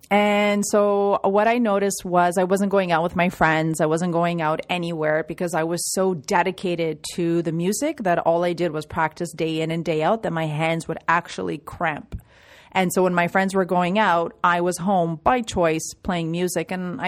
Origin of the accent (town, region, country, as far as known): Toronto, Ontario, Canada; born or raised there